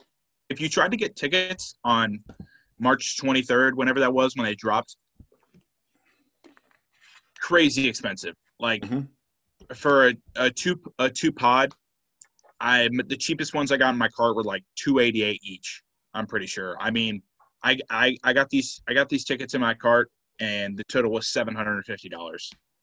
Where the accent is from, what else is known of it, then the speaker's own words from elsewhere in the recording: Atlanta, Georgia, United States; I'm from Atlanta.